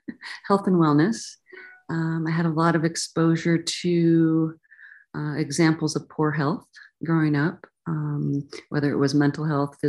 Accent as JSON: {"language": "English", "region": "the mountains of Oregon", "country": "United States", "tie": "born or raised there", "also_born_or_lived": "California", "moved": "yes", "said": "I ended up leaving the country where I grew up, country meaning the country, the mountains of Oregon in the Pacific Northwest"}